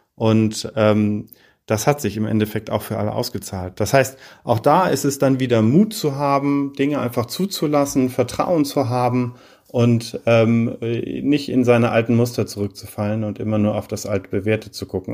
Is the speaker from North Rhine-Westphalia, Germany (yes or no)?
no; Heidelberg, Baden-Württemberg, Germany; moved away as an adult; also born or lived in Paris / Oxford / Berlin; ich komme aus Heidelberg ursprünglich